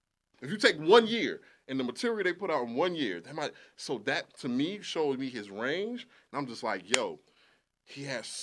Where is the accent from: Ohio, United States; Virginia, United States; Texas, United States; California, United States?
Virginia, United States; Tidewater; I'm from Tidewater